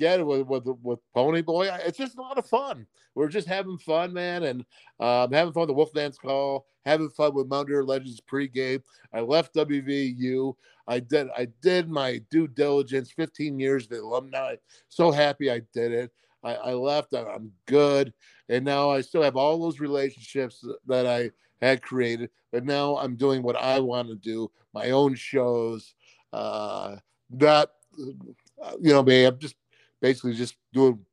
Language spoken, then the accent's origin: English; Orchard Park, New York, United States; being that we're from Orchard Park, New York, being that we're from Buffalo